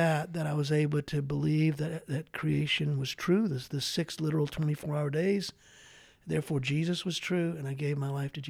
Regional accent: Baton Rouge, Louisiana, United States; moved away; I'm from Baton Rouge, Louisiana.

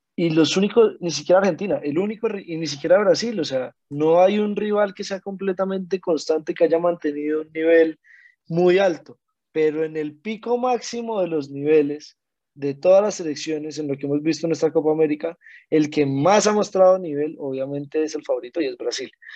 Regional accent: Colombia; nosotros vemos como colombianos

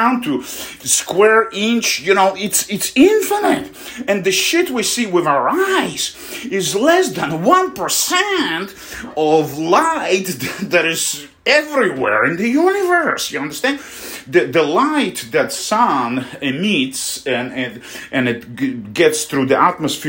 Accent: Russia; moved away; also born or lived in Poland; my hometown, which is like 2,000 miles, you know, away from Moscow

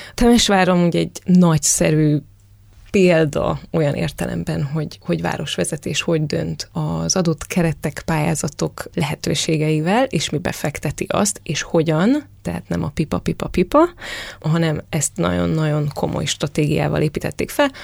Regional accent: Târgu Mureș, Mureș County, Romania; a szülővárosomat kell felhoznom, Marosvásárhelyt

